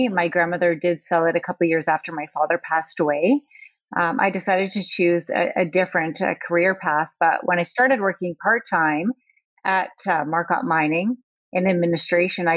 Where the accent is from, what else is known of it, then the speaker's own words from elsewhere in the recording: Sudbury, Ontario, Canada; I was born and raised in Sudbury, Ontario, Canada